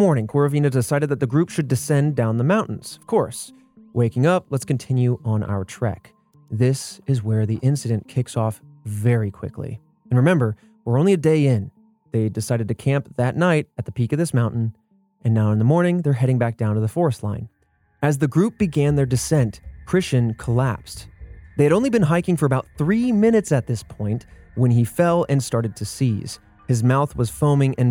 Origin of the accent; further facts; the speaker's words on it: Indiana, United States; now in Texas, United States; I grew up in Indiana, living in Texas.